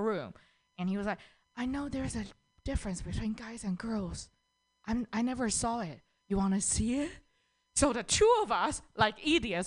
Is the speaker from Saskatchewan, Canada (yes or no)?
no; Toronto, Ontario, Canada; from Toronto